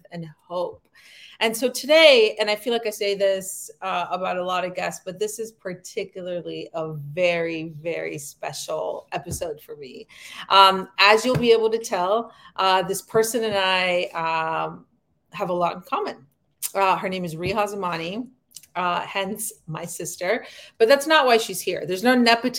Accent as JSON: {"language": "English", "country": "Afghanistan", "second_language": "English", "moved": "yes", "lives_now": "United States", "said": "we're women from Afghanistan, Central Asia."}